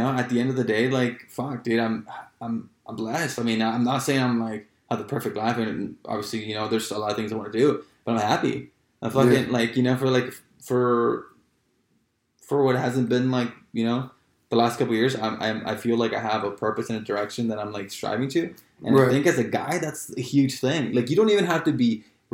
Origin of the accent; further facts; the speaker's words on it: Los Angeles, California, United States; also born or lived in Chico, California; now in San Diego, United States; I grew up in Los Angeles, like South Central Los Angeles and Watts.